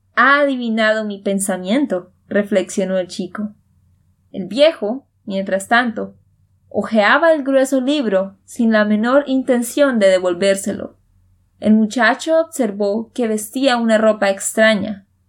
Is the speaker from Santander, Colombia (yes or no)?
yes; Santander, Colombia; de Santander, Colombia